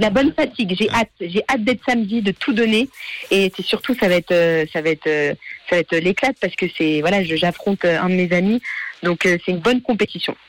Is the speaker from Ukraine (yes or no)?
no; Geneva, Switzerland; je suis genevoise